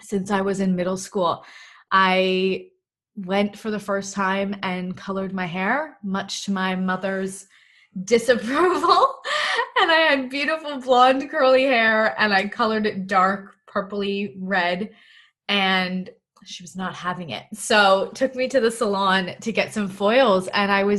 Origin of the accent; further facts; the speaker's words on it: Toronto, Ontario, Canada; moved away as an adult; now in Melbourne, Australia; I'm originally from Toronto, Canada, and I'm currently living in lockdown in Melbourne.